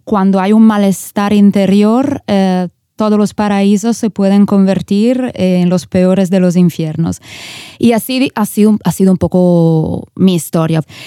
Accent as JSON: {"language": "Spanish", "area": "Italian Switzerland", "region": "Ticino", "country": "Switzerland", "tie": "born or raised there", "also_born_or_lived": "San Francisco, California", "moved": "as an adult", "said": "Cuando me moví desde Suiza, donde yo nací y me crié, a California, en San Francisco, pues yo crecí en, un, en una pequeña ciudad de la Suiza italiana"}